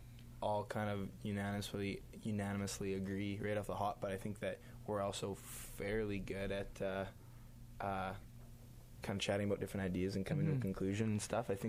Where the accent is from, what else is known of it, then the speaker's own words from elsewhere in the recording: Brandon, Manitoba, Canada; we're all from Brandon, which is fairly small